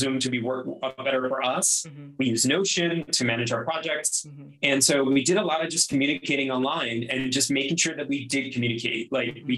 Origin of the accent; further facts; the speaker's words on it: Miami, Florida, United States; moved away; I'm from Miami